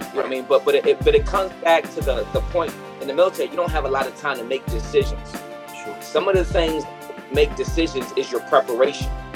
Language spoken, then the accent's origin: English; Virginia, United States; born or raised there; also born or lived in Ghana